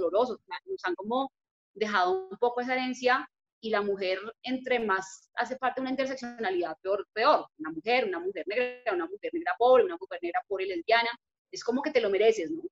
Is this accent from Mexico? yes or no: no; Bogotá, Colombia; yo nací en Bogotá, crecí aquí